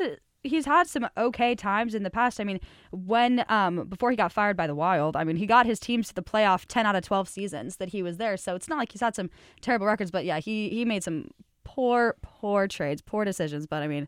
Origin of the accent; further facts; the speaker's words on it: Denver, Colorado, United States; I'm not a Broncos fan anymore. Oh, okay. I'm from Denver. I'm a Raiders fan, okay.